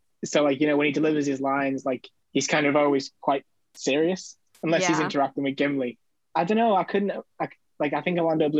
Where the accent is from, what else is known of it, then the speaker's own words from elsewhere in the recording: United Kingdom; being a Brit